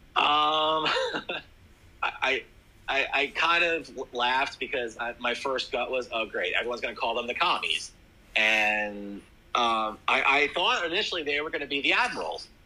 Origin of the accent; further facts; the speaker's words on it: Jersey Shore, New Jersey, United States; I grew up in that area